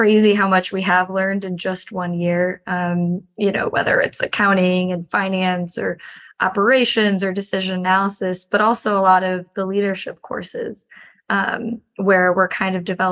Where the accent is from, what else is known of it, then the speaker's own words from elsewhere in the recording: Chicago, Illinois, United States; moved away as an adult; also born or lived in Miami / Washington, D.C.; I grew up in Chicago, but moved to Miami for undergrad